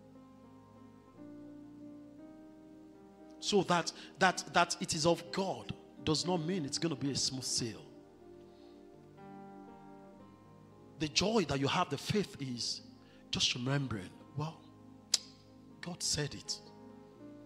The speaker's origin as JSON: {"language": "English", "country": "Nigeria", "moved": "as an adult", "said": "I'd rather go back to my home country"}